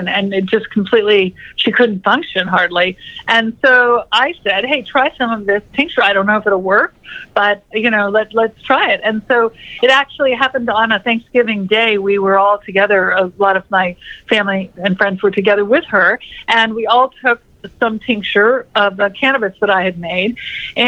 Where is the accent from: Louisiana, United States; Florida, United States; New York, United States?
Florida, United States; Florida Keys, United States; I grew up in the Florida Keys, and I was on the ocean a lot